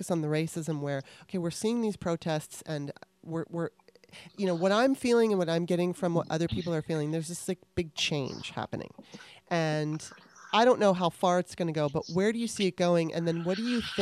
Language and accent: English; Los Angeles, California, United States; I grew up in Los Angeles, California